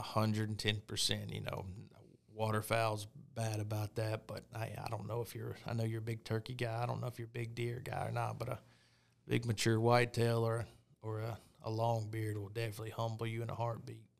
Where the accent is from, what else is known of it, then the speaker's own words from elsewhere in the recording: Pine Bluff, Arkansas, United States; I was born and raised in Arkansas, uh, in Pine Bluff, actually, kinda South Central.